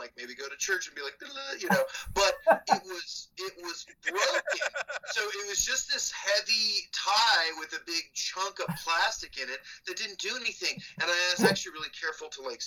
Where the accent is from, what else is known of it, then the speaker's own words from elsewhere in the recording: Bloomington, Indiana, United States; When I moved from Bloomington or from Indianapolis to Bloomington